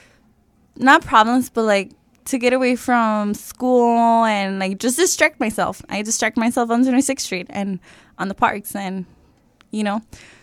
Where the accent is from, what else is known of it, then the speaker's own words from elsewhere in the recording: Chicago, Illinois, United States; also born or lived in Mexico; I grew up in Little Village since I was 6 years old, and this neighborhood has been my home ever since